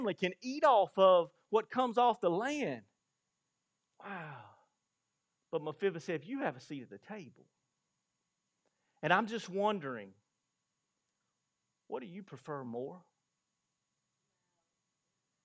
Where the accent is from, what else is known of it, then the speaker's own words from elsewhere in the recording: Blackstock, South Carolina, United States; Grew up in Blackstock and moved to a big city